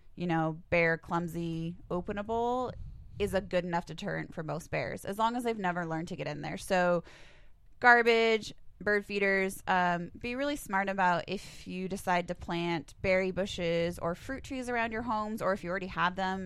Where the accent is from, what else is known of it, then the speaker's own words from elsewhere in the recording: Helena, Montana, United States; I grew up in the Helena area